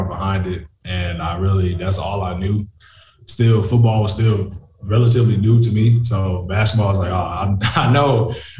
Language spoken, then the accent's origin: English; Detroit, Michigan, United States; moved away; Growing up in Detroit, I mean, it's a tough city